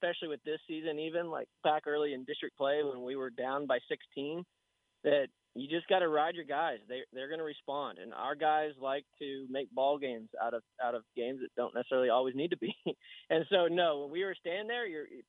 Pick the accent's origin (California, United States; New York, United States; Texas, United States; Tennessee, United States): Texas, United States; El Paso; also born or lived in Dallas, Texas; we're from the Panhandle, but we grew up out in El Paso, Texas